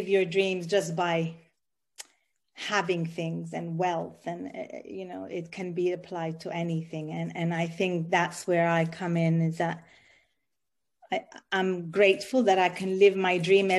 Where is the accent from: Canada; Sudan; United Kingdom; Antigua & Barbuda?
Sudan; moved away; also born or lived in Ethiopia / Italy; I am Italian. I was born in Ethiopia, and I grew up in Sudan.